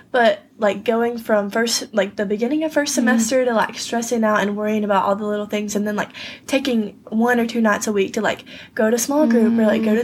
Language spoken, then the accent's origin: English; Appling, Georgia, United States; I'm from Appling. I was born and raised here.